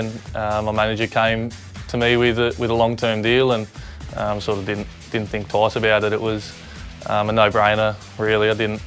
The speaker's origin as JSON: {"language": "English", "town": "Sydney", "region": "New South Wales", "country": "Australia", "tie": "born or raised there", "said": "I grew up in Sydney and Sydney's home"}